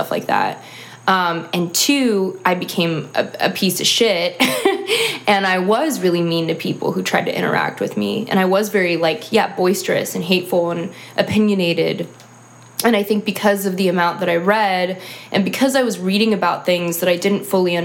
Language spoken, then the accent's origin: English; Sacramento, California, United States; moved away as an adult; also born or lived in Chicago; I'm from Sacramento, California